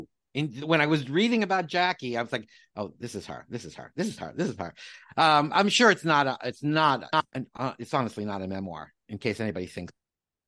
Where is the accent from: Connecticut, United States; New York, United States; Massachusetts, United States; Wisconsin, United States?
New York, United States; you're a New Yorker like me